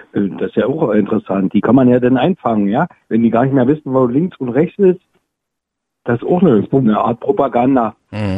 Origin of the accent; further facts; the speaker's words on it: East Germany, Germany; moved away; als Ostdeutscher